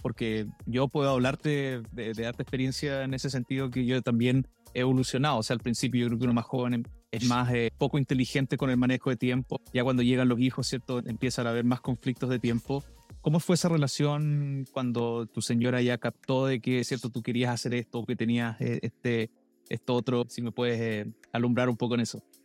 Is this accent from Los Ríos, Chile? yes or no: yes; Valdivia, Los Ríos, Chile; moved away; also born or lived in Canada; yo soy de Valdivia